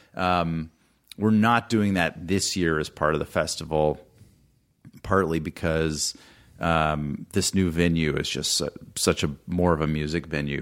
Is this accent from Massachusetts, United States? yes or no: no; Atlanta, Georgia, United States; I grew up in Atlanta